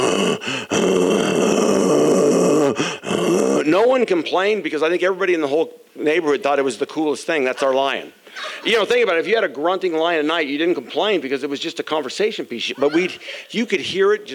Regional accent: Phoenix, Arizona, United States; when I was growing up in Arizona, Phoenix, Arizona, in our neighborhood

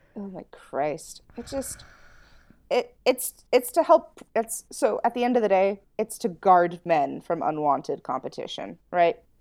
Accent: United States; as an American

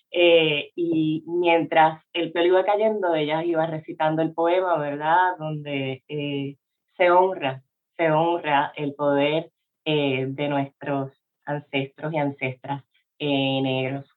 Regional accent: Puerto Rico; yo no era considerada una mujer puertorriqueña

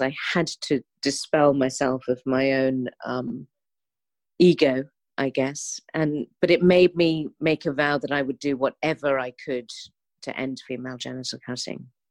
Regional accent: London, United Kingdom; as a Londoner

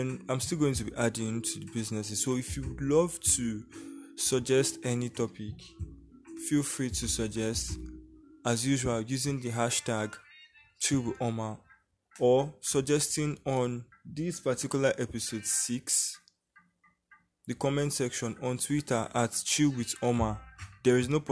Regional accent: Nigeria; I'm from Nigeria.

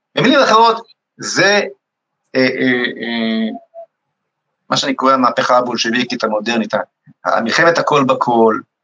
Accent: Rehovot, Central District, Israel; שגדלתי בבית, בבית משותף ברחובות

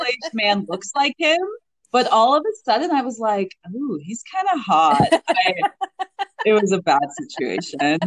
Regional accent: Canada; being a Canadian

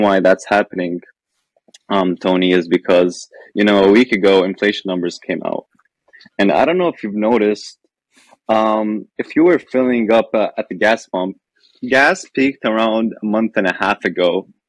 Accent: Lebanon; moved away as an adult; I'm Lebanese. I spent yeah, I spent the first the 17 years of my life in Lebanon

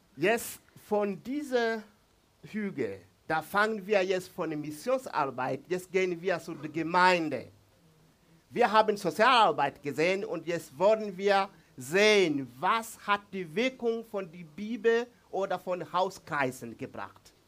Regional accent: Mbeya, Tanzania; first language Swahili; German is a second language; Ich komme von Mbeya, aus Mbeya, diese Region. in der Nähe von Sambia und Malawi. Das ist mein Zuhause.

